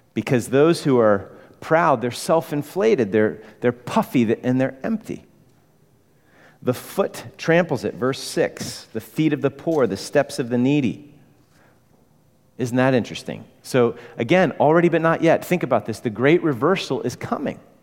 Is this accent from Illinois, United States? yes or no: yes; Chicago, Illinois, United States; moved away; I'm from Chicago